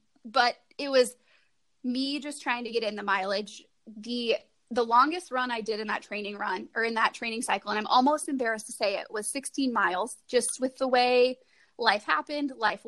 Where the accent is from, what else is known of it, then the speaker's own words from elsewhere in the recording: Iowa, United States; Southeast Iowa. So same